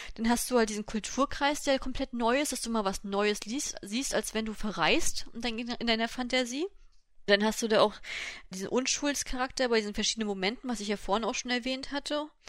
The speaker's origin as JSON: {"language": "German", "country": "Germany", "said": "bei uns in Deutschland"}